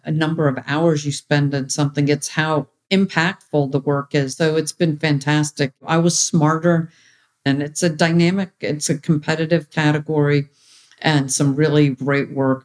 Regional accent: United States; to have had this upbringing as an American with Indian cultural roots.

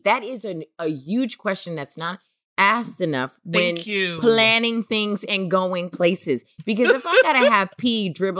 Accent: Oakland, California, United States; also born or lived in New York; I grew up in Oakland, California. I was born in New York and then went to Oakland, California.

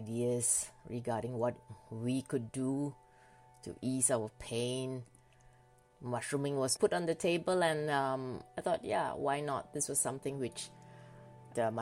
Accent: Malaysia; moved away as an adult; now in Norway; I grew up in Malaysia

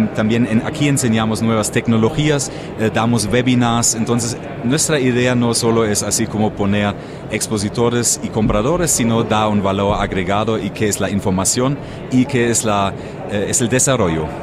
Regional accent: near Frankfurt, Hesse, Germany; Spanish is a second language; now in Mexico; cerca de Frankfurt, nacido

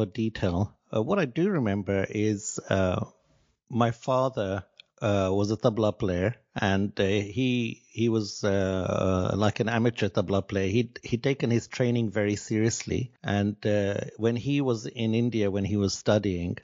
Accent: Nakuru, Nakuru County, Kenya; I was born in Kenya in a town called Nakuru, which is outside the capital of Nairobi, and I was born in 1966. I was born at home, which was kind of the normal thing in those days

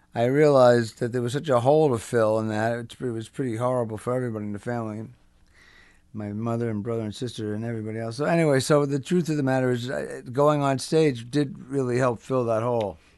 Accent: Englewood, New Jersey, United States; also born or lived in Brooklyn, New York; I was born in Brooklyn. I'm a New Yorker. And then they moved to New Jersey, and I was raised there

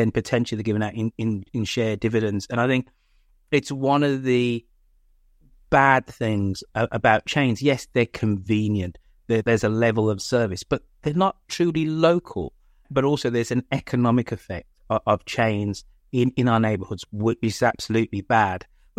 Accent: England, United Kingdom; Not to Home Depot or Depot, because I'm English, but they go to Ace Hardware because it's authentically of the Bay Area.

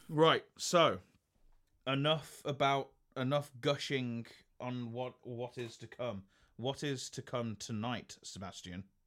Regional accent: United Kingdom; some pubs, like in my hometown

